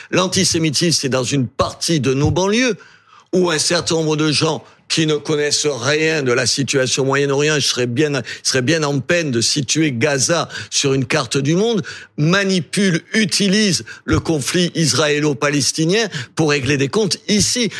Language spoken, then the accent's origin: French; Algeria; also born or lived in Béziers, France; now in France; Moi, je suis né en Algérie